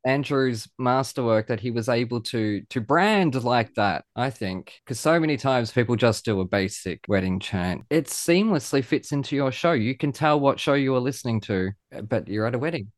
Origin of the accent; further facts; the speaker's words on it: Australia; being an Aussie rules boy